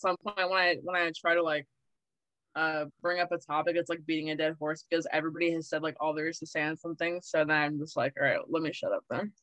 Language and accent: English; Maryland, United States; I'm from Maryland. I'm born and raised in Maryland. It's very liberal here